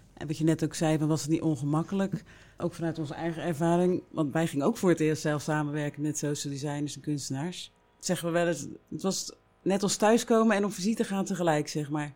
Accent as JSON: {"language": "Dutch", "town": "Rotterdam", "region": "South Holland", "country": "Netherlands", "said": "Ik kom uit Rotterdam"}